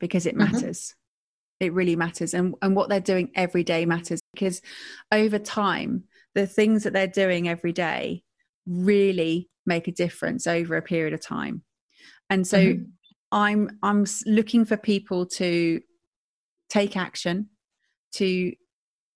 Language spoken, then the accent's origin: English; Stratford-upon-Avon, West Midlands, United Kingdom; I'm from Stratford-upon-Avon